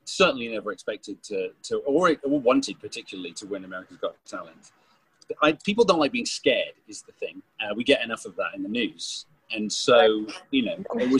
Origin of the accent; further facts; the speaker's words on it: United Kingdom; I'm British